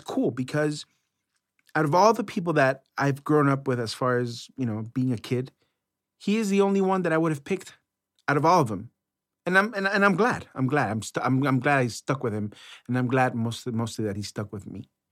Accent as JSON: {"language": "English", "town": "Los Angeles", "region": "California", "country": "United States", "tie": "born or raised there", "also_born_or_lived": "San Fernando Valley", "said": "I grew up in Los Angeles"}